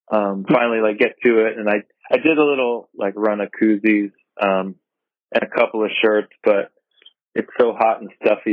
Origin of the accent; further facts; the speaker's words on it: East Coast, United States; Just growing up on the East Coast